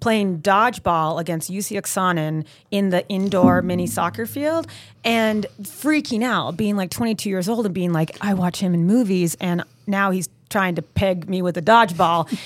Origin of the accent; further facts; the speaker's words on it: Maine, United States; moved away as an adult; also born or lived in Burlington, Vermont; I'm from Maine